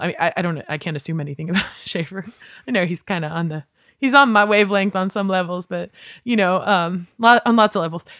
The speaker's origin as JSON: {"language": "English", "region": "West Virginia", "country": "United States", "tie": "born or raised there", "also_born_or_lived": "New Orleans / Sacramento / New York City", "moved": "as an adult", "lives_now": "Los Angeles, United States", "said": "growing up in West Virginia, I thought, oh, well, I'm a weirdo goth kid"}